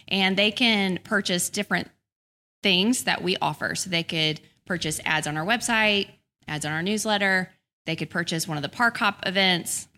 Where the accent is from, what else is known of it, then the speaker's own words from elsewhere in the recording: Birmingham, Alabama, United States; also born or lived in Tuscaloosa, Alabama; I grew up in Birmingham. I lived in Tuscaloosa till I was five